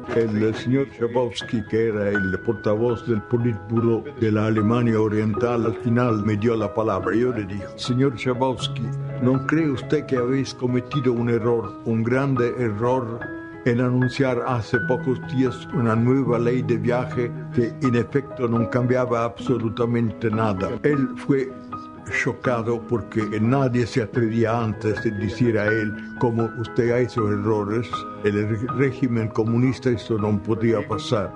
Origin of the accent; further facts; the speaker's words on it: Italy; Spanish is a second language; soy un periodista italiano soy un joven de 90 años